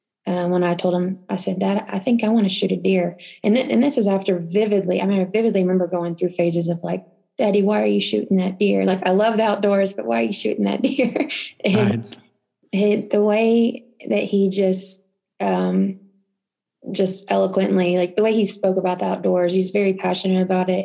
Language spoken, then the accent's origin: English; Holland, Texas, United States; moved away as an adult; also born or lived in Temple, Texas; now in Utah, United States; I was living in a little farm town. I don't know if anybody would know, but it's called Holland, Texas, known for the Holland Corn Fest.